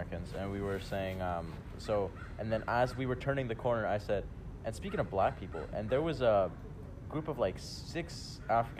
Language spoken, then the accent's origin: English; Slovakia; we're from Slovakia, the most racist country in all of Europe